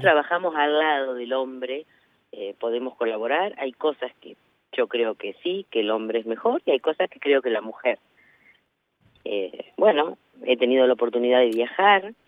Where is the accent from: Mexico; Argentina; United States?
Argentina; Navarro, Buenos Aires Province; desde mi pueblo